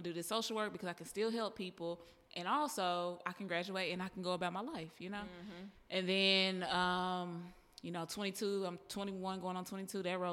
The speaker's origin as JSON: {"language": "English", "town": "Dallas", "region": "Texas", "country": "United States", "said": "I'm from Dallas."}